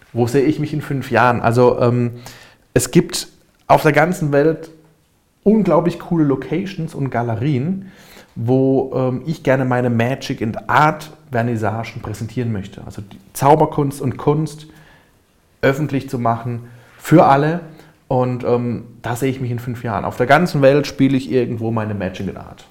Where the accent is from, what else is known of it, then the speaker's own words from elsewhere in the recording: Karlsruhe, Baden-Württemberg, Germany; ich komme aus Karlsruhe, lebe in Karlsruhe.